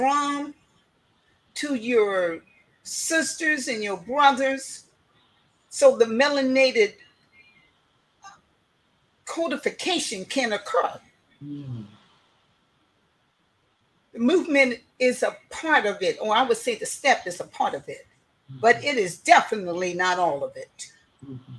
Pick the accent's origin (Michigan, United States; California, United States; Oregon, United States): California, United States; Oakland; now in Seattle, United States; I'm originally from Oakland, California